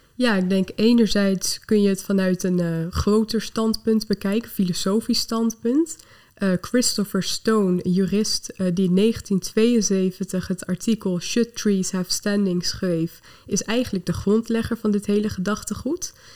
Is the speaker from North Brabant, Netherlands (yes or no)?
no; Lelystad, Flevoland, Netherlands; ben ik ook opgegroeid in Lelystad, naast de Oostvaardersplassen.